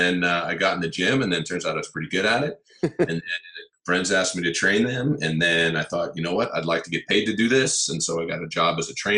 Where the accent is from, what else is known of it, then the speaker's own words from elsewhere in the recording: Palo Alto, California, United States; also born or lived in Los Angeles area, California; I was born and raised in Northern California in a town called Palo Alto